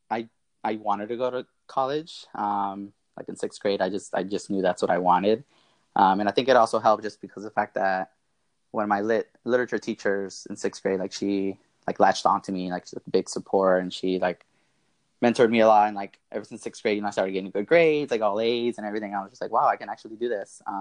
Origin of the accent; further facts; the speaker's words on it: Marietta, Georgia, United States; I'm from Marietta, Georgia, born and raised. Um, I'm the youngest of six, um, so I have five older siblings brothers and sisters. Um, and we're all raised by my single mom, who's an immigrant from Mexico.